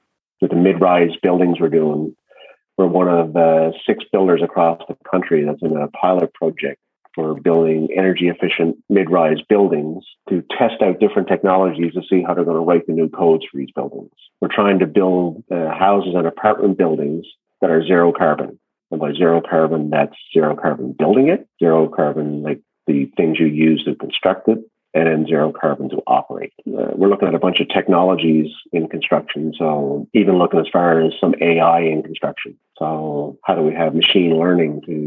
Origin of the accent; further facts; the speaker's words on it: Newfoundland and Labrador, Canada; moved away; also born or lived in Ontario; I was from Newfoundland and I was going to Newfoundland